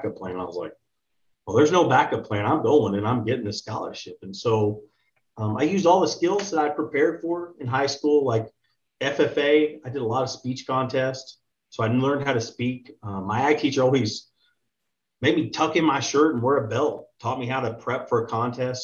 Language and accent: English; Texas, United States; I'm from Texas originally. I grew up pretty normal household